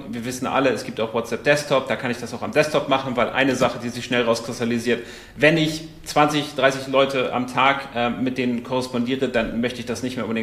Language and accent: German; Portugal; ich komme aus Portugal, der eine oder andere weiß es